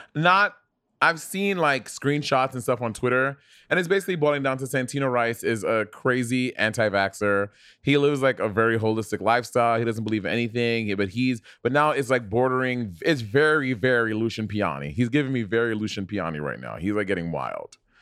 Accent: New York City, New York, United States; moved away as an adult; also born or lived in Portland; now in Los Angeles, United States; I'm born and raised in New York City

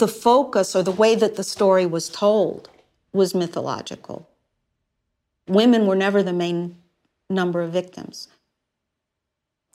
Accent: United States; we as American consumers

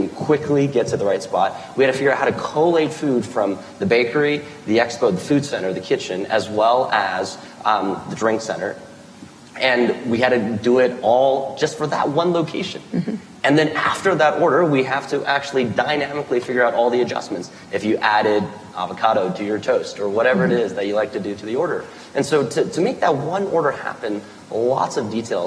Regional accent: Midwest, United States; I grew up in the Midwest, and I worked for my mom's restaurant at the age of 9

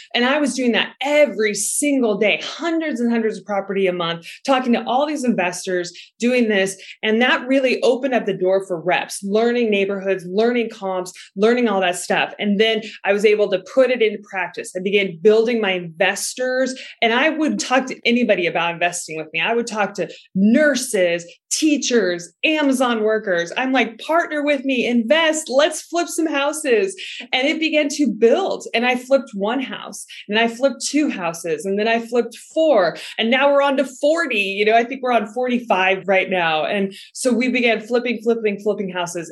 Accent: Seattle, Washington, United States; moved away; also born or lived in Texas; I'm originally from Seattle, Washington, and I was living in Texas

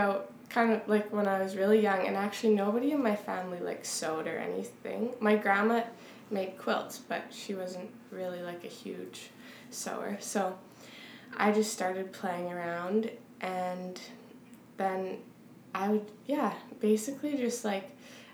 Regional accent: Weyburn, Saskatchewan, Canada; I come from Weyburn

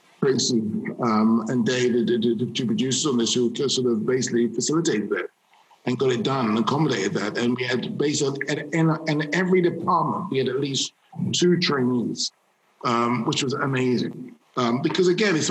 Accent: London, United Kingdom; a black male child growing up in London

